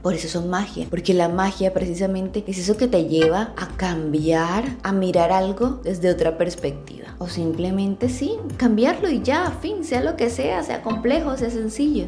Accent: Barranquilla, Atlántico, Colombia; como dicen, decimos aquí en mi tierra, en Barranquilla, Colombia

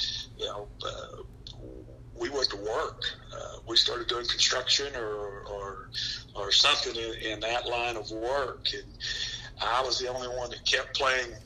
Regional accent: Killeen, Texas, United States; also born or lived in Gary, Indiana; I grew up in Killeen, Texas

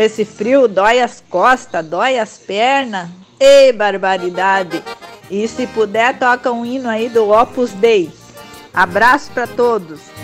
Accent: Ijuí, Rio Grande do Sul, Brazil; now in Joinville, Brazil; eu sou de Juí.

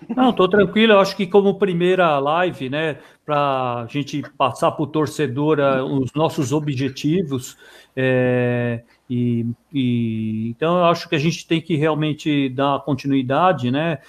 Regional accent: Santo André, São Paulo, Brazil; nós somos morador, eu nasci em Santo André

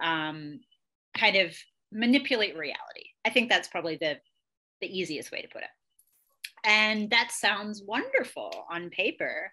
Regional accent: Australia; moved away; also born or lived in England; I grew up in Australia and England. I was born in England. I was there until I was 10, and then I spent the rest of my childhood and young adulthood in Australia.

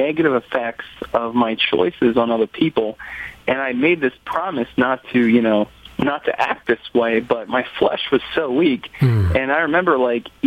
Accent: Columbus, Ohio, United States; I'm from Columbus, Ohio

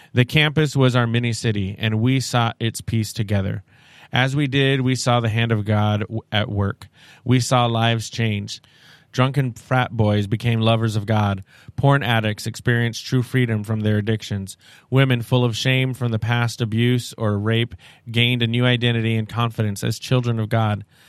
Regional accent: Seattle, Washington, United States; I'm from Seattle

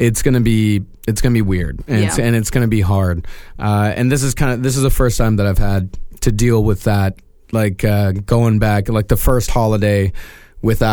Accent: about 3 hours from Lubbock, Texas, United States; moved away; I'm not from Lubbock. My brother lives there. I'm not from there. I'm from like 3 hours away.

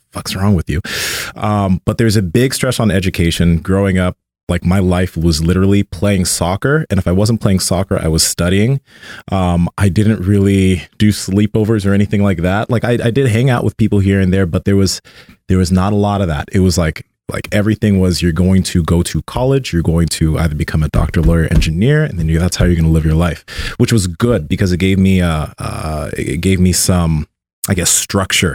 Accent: Sacramento, California, United States; I was born here in Sacramento, but my family's from Nigeria.

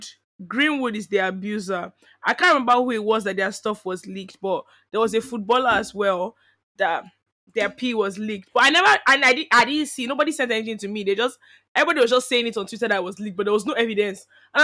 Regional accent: Nigeria; moved away; growing up in Nige and schooling in Nige

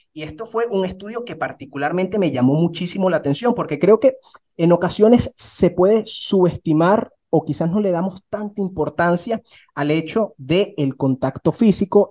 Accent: Barquisimeto, Lara, Venezuela; yo soy de, de, Barquisimeto, en Venezuela

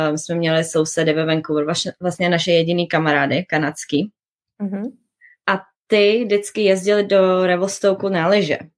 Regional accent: Liberec, Liberec Region, Czechia; Já jsem z Liberce.

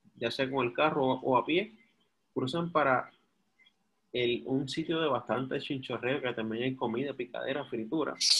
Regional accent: Guaynabo, Puerto Rico; yo soy del campo de Guaynabo, me gustaría vivir donde yo me crié

